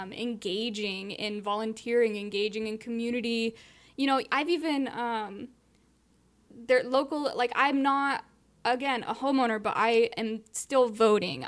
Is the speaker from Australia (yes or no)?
no; Southern California, United States; where I grew up in Southern California, I had tons of friends where I grew up